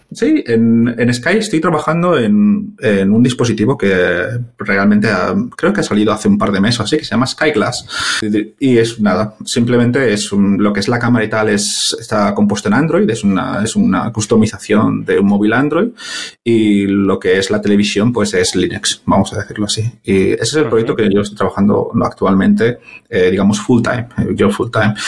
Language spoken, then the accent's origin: Spanish; Valencia, Valencian Community, Spain; moved away as an adult; now in London, United Kingdom; Soy originalmente de Valencia, y, pero llevo desde en Londres pues desde dos, sí, desde 2012 llevo en Londres trabajando